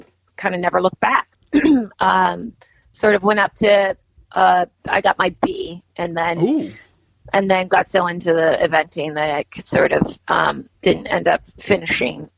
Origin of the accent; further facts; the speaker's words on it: Poolesville, Maryland, United States; I grew up in Poolesville, Maryland